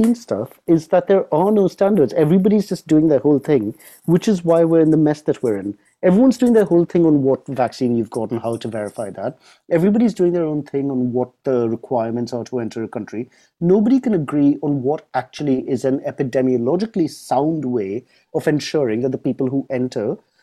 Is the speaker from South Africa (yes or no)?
no; United Kingdom; as a Brit